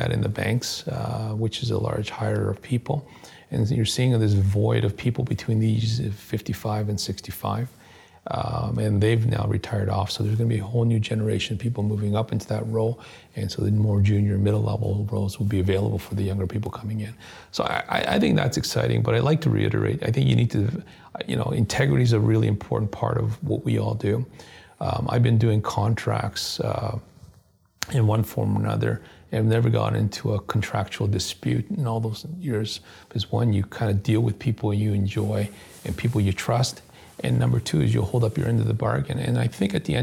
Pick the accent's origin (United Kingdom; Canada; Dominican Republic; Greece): Canada